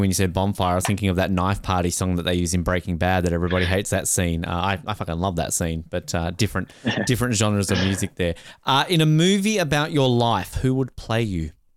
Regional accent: Tasmania, Australia; I'm from Tasmania

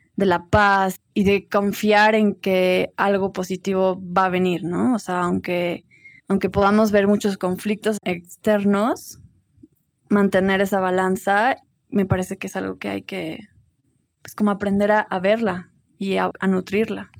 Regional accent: Cuernavaca, Morelos, Mexico; now in Tepoztlán, Mexico; crecí en Cuernavaca y ahora vivo en Tepoztlán

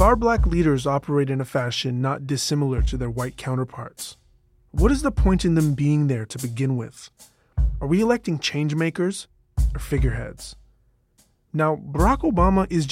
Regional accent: Canada; I'm Canadian

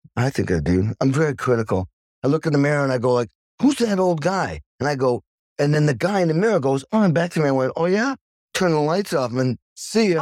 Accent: Stockbridge, Massachusetts, United States; I grew up in Stockbridge, Massachusetts

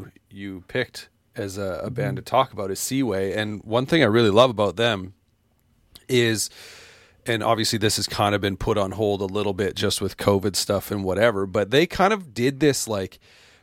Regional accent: Edmonton, Alberta, Canada; I'm from Edmonton

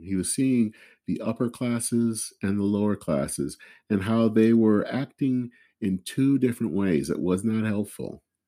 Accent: Flint, Michigan, United States; my hometown of Flint

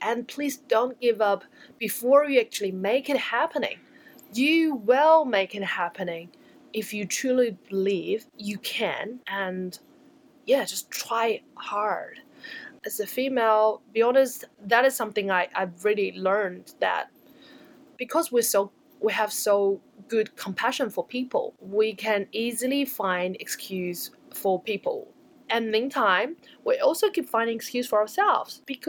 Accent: New Zealand; And as a Kiwi entrepreneurs, I feel very proud that we can do that.

